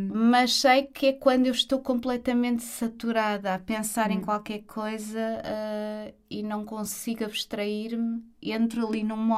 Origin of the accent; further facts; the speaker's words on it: Portugal; porque eu sou da aldeia. sou da Mares. Uhum. Um conselho pertíssimo do Jerez.